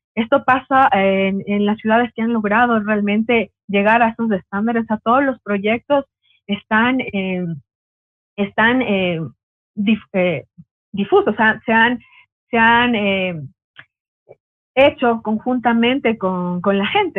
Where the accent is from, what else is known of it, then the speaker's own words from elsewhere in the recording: Quito, Pichincha, Ecuador; also born or lived in Ambato; soy de Quito porque me habían puesto ahí en el, en el Facebook que soy ambateña, pero soy de Quito